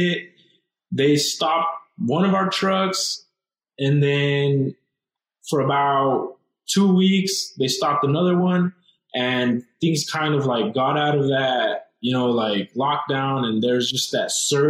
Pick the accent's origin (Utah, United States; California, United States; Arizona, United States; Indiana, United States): Arizona, United States; Douglas; we're from Douglas, Arizona. It's a small town. It's a small border town